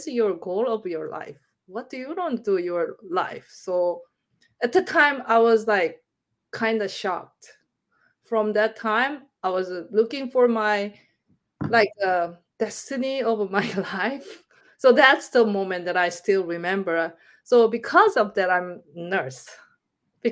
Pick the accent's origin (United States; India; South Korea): South Korea; Busan; English is a second language; moved away; I'm from Busan